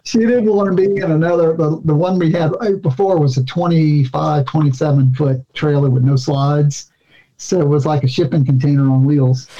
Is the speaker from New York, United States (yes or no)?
no; Louisiana, United States; my home state